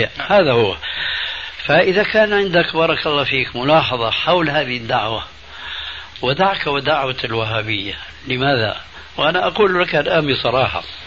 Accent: Damascus, Damascus Governorate, Syria; Arabic is a second language; also born or lived in Albania; أنه هاجر بعائلته، بأولاده الذين أنا أحدهم من ألبانيا إلى دمشق الشام

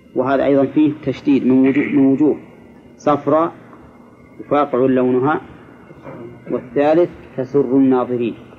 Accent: Egypt; عندنا في مصر

